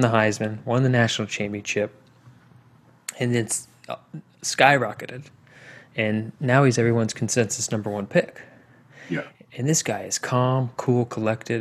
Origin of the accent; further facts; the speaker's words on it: Indiana, United States; my home state of Indiana